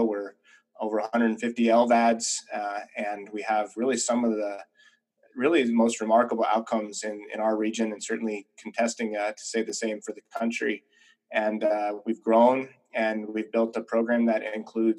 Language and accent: English; Nebraska, United States; also born or lived in upstate New York / Boston / Chicago; now in Kansas, United States; I grew up in the Heartland in Nebraska